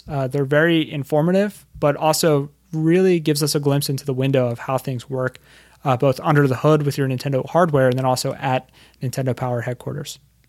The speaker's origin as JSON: {"language": "English", "town": "Philadelphia", "region": "Pennsylvania", "country": "United States", "said": "I'm from Philadelphia, Pennsylvania, and we go to the Jersey Shore."}